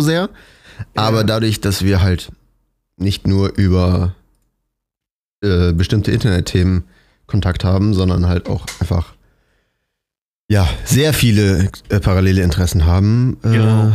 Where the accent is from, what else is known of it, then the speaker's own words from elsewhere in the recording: Cologne, North Rhine-Westphalia, Germany; moved away; in meiner Heimat in Köln